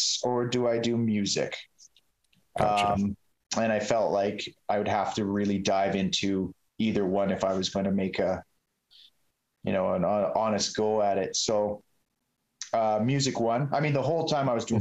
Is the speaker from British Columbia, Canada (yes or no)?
yes; Sicamous, British Columbia, Canada; also born or lived in Salmon Arm; I grew up in Sycamose